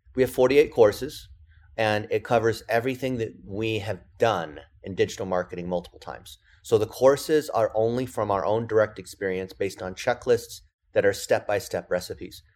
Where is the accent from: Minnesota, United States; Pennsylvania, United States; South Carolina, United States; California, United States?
California, United States; English is a second language; I'm an A B C, which that means American born Chinese, and I didn't speak English when I started.